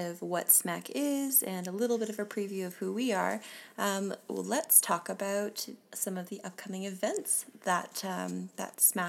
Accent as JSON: {"language": "English", "town": "Calgary", "region": "Alberta", "country": "Canada", "said": "You can tell we're from Calgary."}